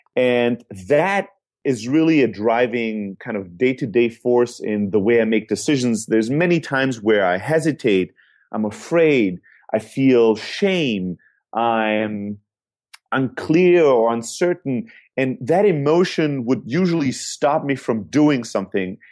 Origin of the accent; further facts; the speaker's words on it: Germany; moved away; also born or lived in Greece; I'm originally from Greece, Uh, born and raised in Germany